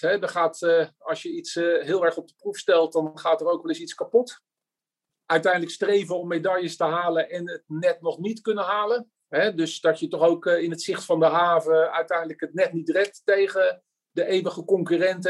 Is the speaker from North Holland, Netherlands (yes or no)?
no; Voorburg, South Holland, Netherlands; moved away as an adult; now in Oegstgeest, Netherlands; van origine kom ik uit Voorburg, randje Den Haag